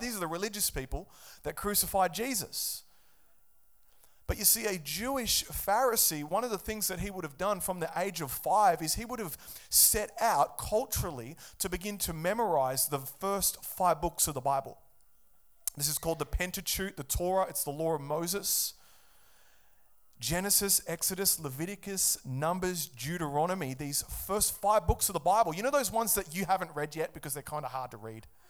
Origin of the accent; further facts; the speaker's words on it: Australia; I'm an Aussie, and in Australia, we're founded on Christian values